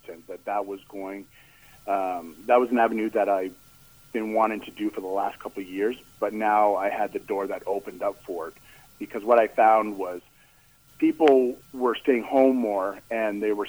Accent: Port Hope, Ontario, Canada; also born or lived in Cobourg, Canada; I grew up in Port Hope, went to high school here

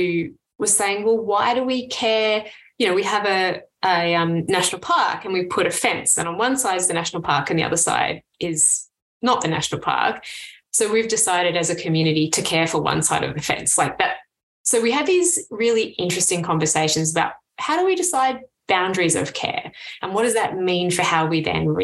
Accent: Canberra, Australian Capital Territory, Australia; So I grew up in Canberra, right? The hometown of the public servant

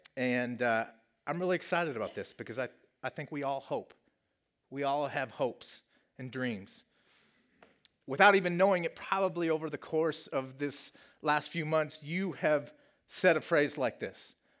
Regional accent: Colorado, United States; moved away; my home state of Colorado

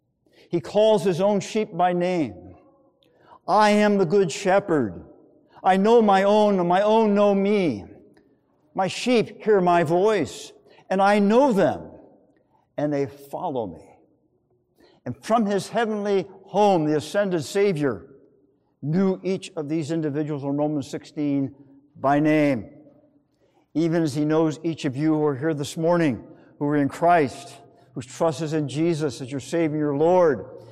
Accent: Manhattan Beach, California, United States; For several summers in my hometown of Manhattan Beach, California, I worked for the street department.

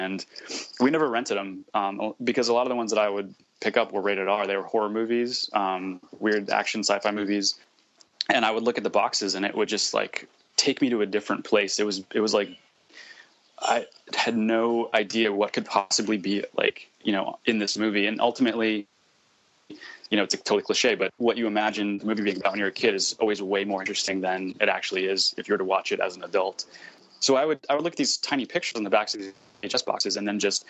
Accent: Sarasota, Florida, United States; now in Brooklyn, United States; I'm from Florida. I grew up there in a town called Sarasota, which is on the Gulf Coast

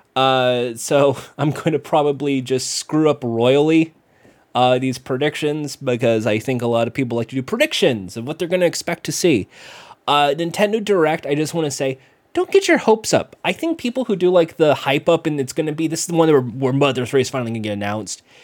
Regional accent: United States; I'm American

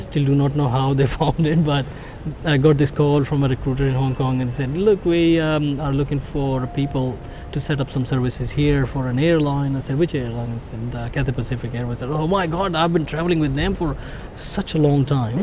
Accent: India; moved away; also born or lived in Singapore; I was born in India

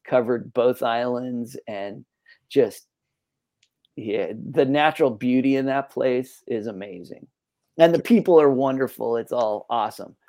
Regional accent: San Francisco Bay Area, Northern California, United States; moved away as an adult; also born or lived in Santa Cruz / Sonoma County / Napa Valley; now in San Diego, United States; I'm originally from Northern California, uh, kind of the San Francisco Bay Area, Santa Cruz coastal, but uh, Sonoma County also, Napa Valley for a little bit. So definitely spent the first, you know, 20 years or so of my life pretty close to that area

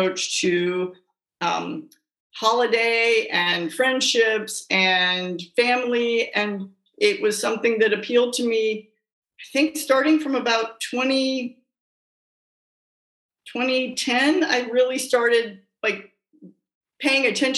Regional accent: Virginia, United States; moved away as an adult; also born or lived in Los Angeles, California; I grew up in Virginia in a very normal middle-class family

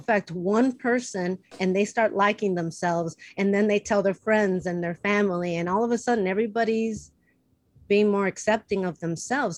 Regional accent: Chicago, Illinois, United States; now in Los Angeles, United States; I'm from Chicago, where humidity is like a hundred percent

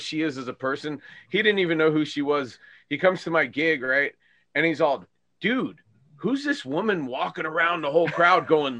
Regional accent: California, United States; also born or lived in New York; I was born in New York. So when we moved to California, I moved to a total cow town

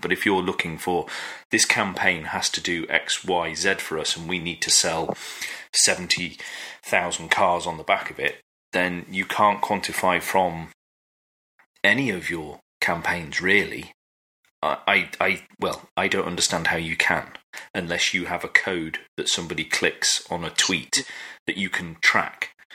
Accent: United Kingdom; we're British

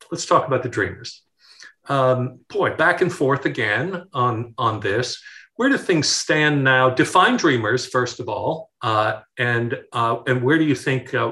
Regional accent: New York, United States; Well, uh, being a New Yorker, um, that um, salsa commercial, you know, that uh

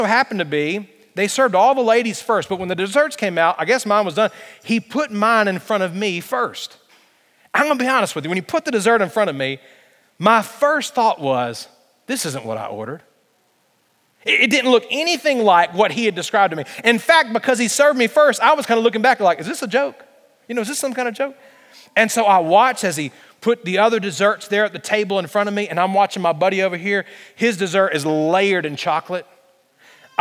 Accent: Alabama, United States; I'm from Alabama

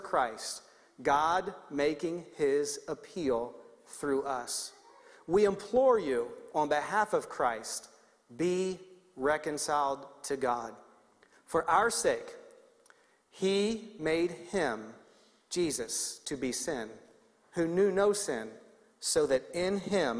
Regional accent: Baltimore, Maryland, United States; moved away; Baltimore, Maryland, which is where I grew up

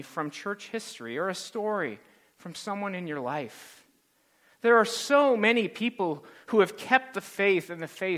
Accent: California, United States; to California, where I was born.

